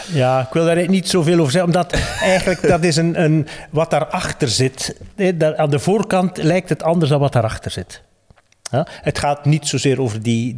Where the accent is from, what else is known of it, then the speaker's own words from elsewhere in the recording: West Flanders, Belgium; ik ben een West-Vlaming